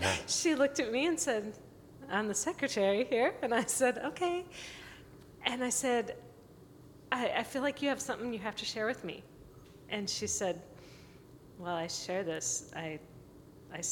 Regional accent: Montana, United States; moved away; back in my home state of Montana

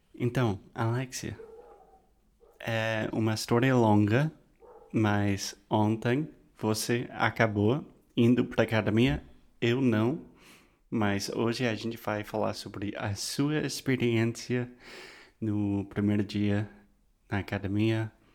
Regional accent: United States; Portuguese is a second language; eu sou americano

